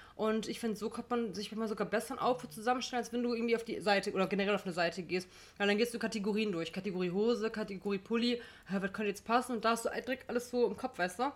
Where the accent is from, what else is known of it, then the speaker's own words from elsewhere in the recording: Gladbeck, North Rhine-Westphalia, Germany; bei uns in Gladbeck